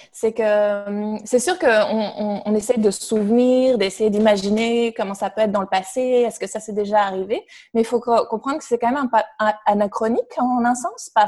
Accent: Belgium; moved away as an adult; also born or lived in Canada; Puis moi, je suis belge, donc j'ai beaucoup travaillé sur la Belgique.

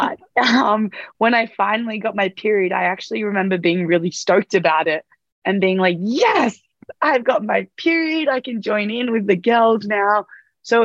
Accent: Sydney, New South Wales, Australia; moved away as an adult; now in Noosa, Australia; I'm originally from Sydney. I've just recently moved up to Noosa in Queensland

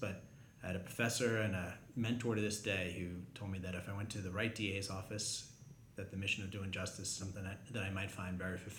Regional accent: New York, United States; moved away as an adult; also born or lived in Boston, United States; now in Boulder County, United States; I was born in New York.

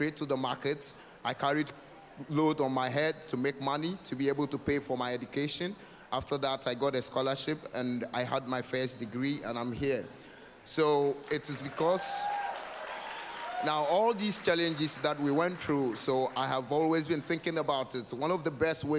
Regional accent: northern Ghana, Ghana; I'm from northern Ghana

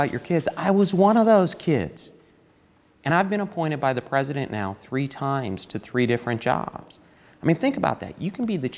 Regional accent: Toledo, Ohio, United States; moved away; also born or lived in Detroit, Michigan / Eastern Kentucky; It was a wonderful place, Toledo, Ohio. I loved growing up there

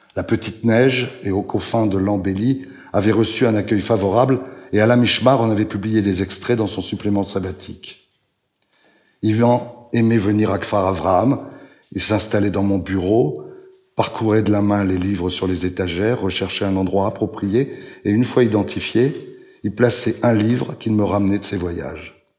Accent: France; accent: French; moved away; also born or lived in Israel / Switzerland / Italy; J'ai gardé mon accent français quand je parle l'hébreu.

